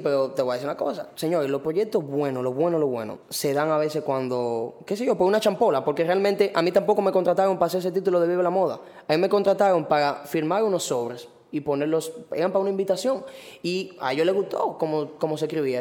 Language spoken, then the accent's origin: Spanish; Los Tres Brazos, Distrito Nacional, Dominican Republic; yo vengo de Cantalajana. ¿Qué? Los tres brazos. Y vivo ahí todavía.